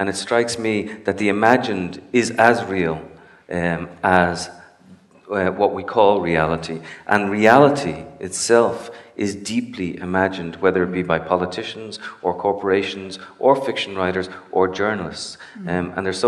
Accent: Cincinnati, Ohio, United States; born there; now in New York, United States; I was born in Cincinnati. I moved to New York because it was boring.

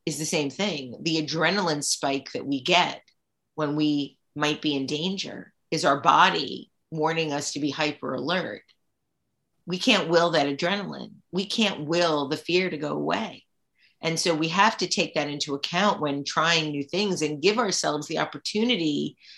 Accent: New York, United States; also born or lived in Brooklyn / Queens / Staten Island / Long Island; I'm a native New Yorker

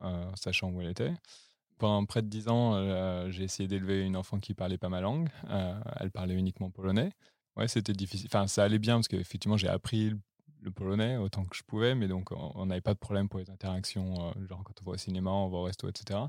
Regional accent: Lyon, Auvergne-Rhône-Alpes, France; moved away as an adult; also born or lived in Paris; now in Berlin, Germany; Je viens de Lyon, euh, j'ai grandi là-bas

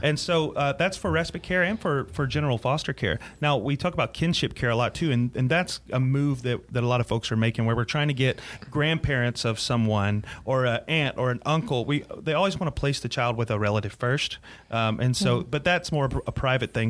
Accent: Greenville, South Carolina, United States; also born or lived in Clinton, South Carolina; I was raised in Greenville, but but uh, kind of spent my teenage years in Clinton, uh, Clinton

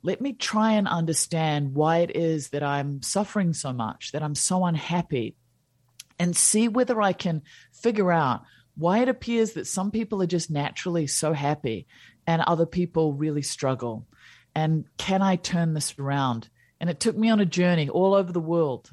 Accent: New Zealand; also born or lived in India / Switzerland / United States; I was born in New Zealand

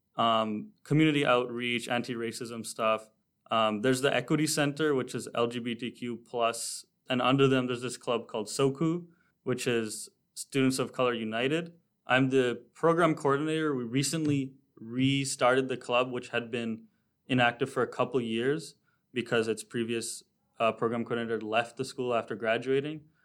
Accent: Toronto, Ontario, Canada; now in North Bay, Canada; I'm from Toronto, Ontario, but I moved to North Bay

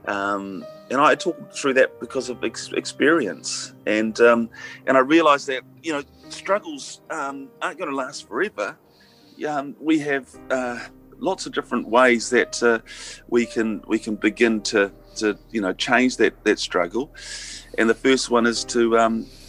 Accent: Hawera, Taranaki, New Zealand; I grew up in Hawera. I grew up in an agricultural area

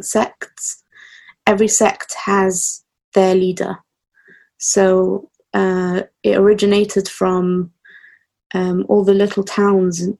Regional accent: London, United Kingdom; I'm … from London.

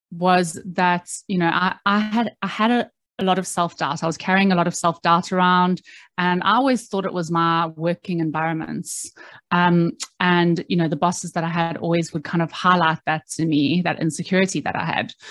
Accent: South Africa; moved away as an adult; now in London, United Kingdom; I moved to London from South Africa when I was 21 years old, and uh, I didn't really know what I wanted to do.

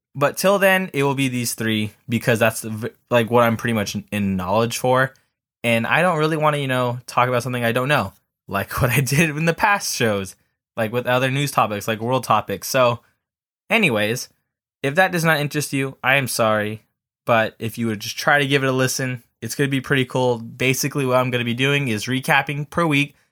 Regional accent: Southern California, United States; I'm from the South, uh, from, you know, Southern California

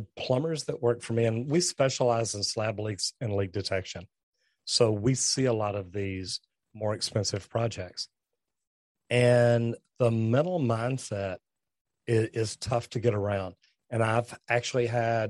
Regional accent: Texas, United States; I'm from Texas

